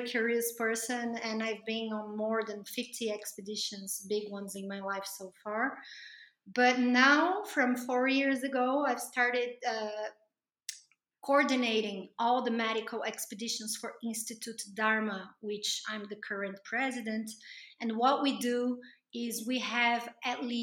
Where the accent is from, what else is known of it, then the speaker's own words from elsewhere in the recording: Brazil; I'm from Brazil